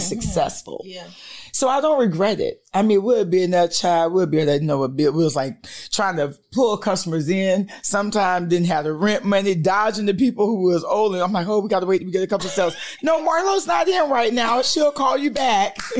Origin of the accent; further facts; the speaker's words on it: St. Petersburg, Florida, United States; moved away as an adult; now in Georgia, United States; I'm from St. Petersburg, Florida